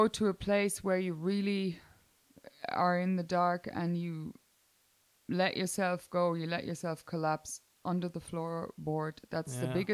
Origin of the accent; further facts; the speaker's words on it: Kamp-Lintfort, North Rhine-Westphalia, Germany; I am born in Kamp-Lintfort, which is the nearest city to that would be Düsseldorf. So I'm Niederrhein.